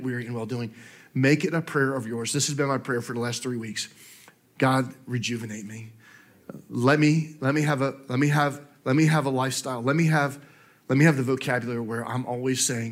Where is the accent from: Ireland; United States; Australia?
United States; New Jersey; now in Augusta, United States; I grew up in New Jersey